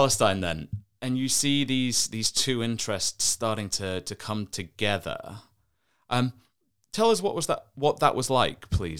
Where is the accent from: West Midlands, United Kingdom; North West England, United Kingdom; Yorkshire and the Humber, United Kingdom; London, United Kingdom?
Yorkshire and the Humber, United Kingdom; Doncaster; I'm from a northern English town called Doncaster